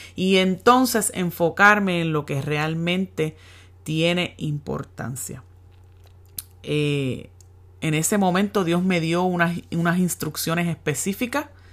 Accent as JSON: {"language": "Spanish", "town": "Yabucoa", "country": "Puerto Rico", "tie": "born or raised there", "moved": "as an adult", "lives_now": "United States", "said": "mi pueblo en Yabucoa"}